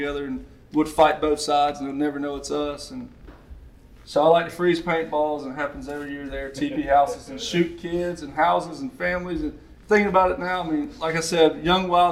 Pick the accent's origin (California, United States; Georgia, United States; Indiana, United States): Georgia, United States; Columbus; also born or lived in Houston County, Georgia; I grew up in Columbus, Georgia. I went to Hardaway High School my freshman year